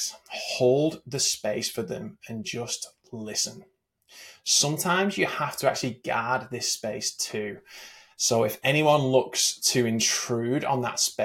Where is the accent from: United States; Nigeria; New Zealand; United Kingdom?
United Kingdom; England; I grew up in England